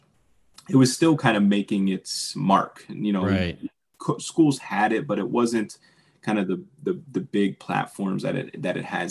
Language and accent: English; Pittsburgh, Pennsylvania, United States; I grew up in Pittsburgh